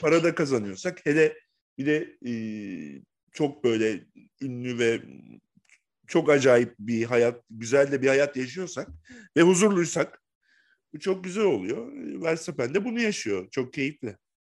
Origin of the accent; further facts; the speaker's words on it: Bursa, Turkey; ben Bursalıyım. Bursa'da yaşıyorum.